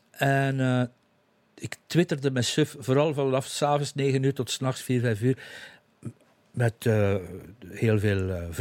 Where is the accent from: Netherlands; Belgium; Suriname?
Belgium; East Flanders; eigenlijk de koers heb ik van kinds af aan. Ik ben een kind van de Vlaamse Ardennen.